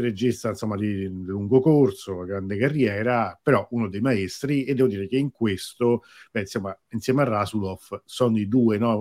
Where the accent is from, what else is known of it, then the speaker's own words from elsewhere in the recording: Rome, Lazio, Italy; io sono di Roma, trasmetto da Roma